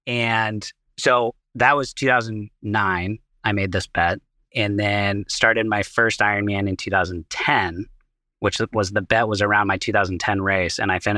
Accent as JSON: {"language": "English", "town": "Seattle", "region": "Washington", "country": "United States", "tie": "born or raised there", "lives_now": "Boston, United States", "said": "You know, for me, I was born and raised out in Seattle, Washington. I'm now out in Boston with eCloth"}